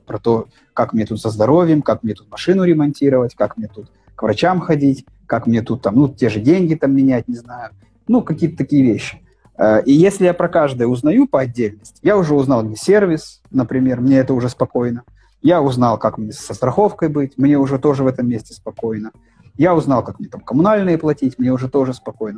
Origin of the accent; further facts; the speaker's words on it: Pinsk, Brest Region, Belarus; moved away as an adult; also born or lived in Minsk, Belarus; now in Alanya, Turkey; Я на некоторое время переехал в Пинск. Но между Минском и Аланией у меня была неделя в Пинске. Мой родной город